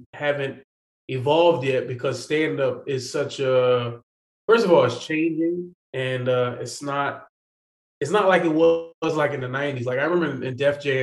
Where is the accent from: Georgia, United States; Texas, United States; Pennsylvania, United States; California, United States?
Pennsylvania, United States; Philadelphia; I am a Philadelphian, born and raised